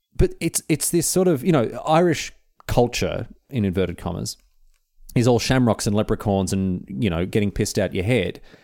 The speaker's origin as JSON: {"language": "English", "country": "Australia", "said": "being Australian"}